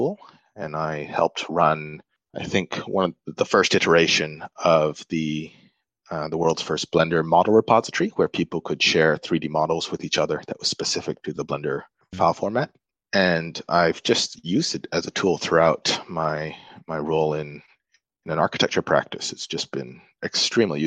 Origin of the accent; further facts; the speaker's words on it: Malaysia; I grew up in Malaysia